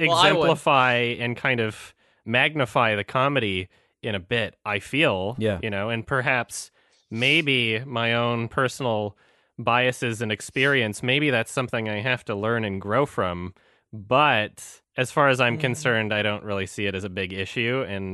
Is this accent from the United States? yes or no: no; Canada; I'm Canadian. I think that the stereotypical Canadian accent is hilarious.